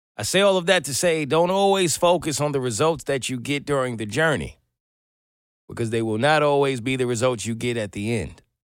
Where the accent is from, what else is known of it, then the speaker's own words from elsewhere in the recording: New York, United States; moved away as an adult; now in Atlanta, United States; As a New Yorker, or I think for anyone who's kind of moved from up north to down south